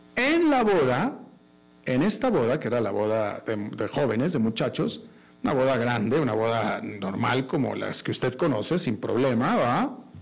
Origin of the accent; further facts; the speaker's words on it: Monterrey, Nuevo León, Mexico; moved away; yo soy de Monterrey, todos todos mis amigos de Monterrey de la infancia